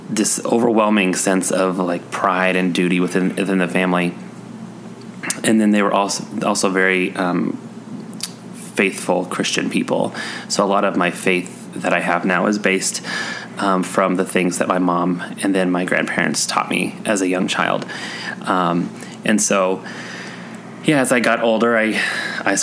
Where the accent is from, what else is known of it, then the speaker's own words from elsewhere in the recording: Colorado, United States; also born or lived in Missouri; I was born in Missouri and I moved to Colorado when I was 2